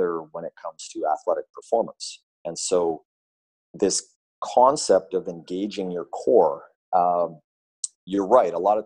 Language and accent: English; Vancouver, British Columbia, Canada; my hometown of Vancouver here